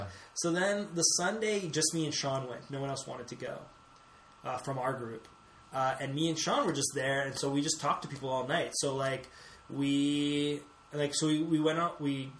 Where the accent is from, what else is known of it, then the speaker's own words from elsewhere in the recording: Canada; we're from Canada